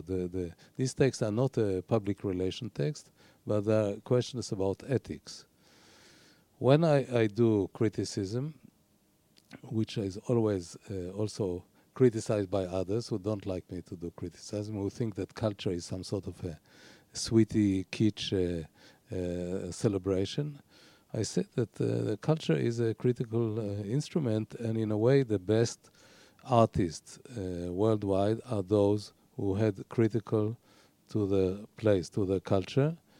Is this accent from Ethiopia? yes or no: no; Haifa, Haifa District, Israel; I was born in Haifa, which is by itself a very low-key city.